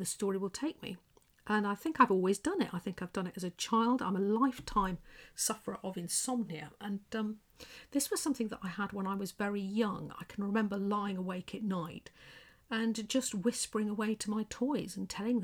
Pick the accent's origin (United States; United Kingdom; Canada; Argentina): United Kingdom; England; accent: English; with my quiet English accent